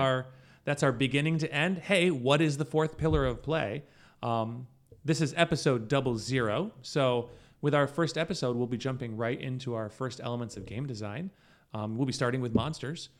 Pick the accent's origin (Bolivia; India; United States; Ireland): United States; also born or lived in Syracuse, New York; We are American.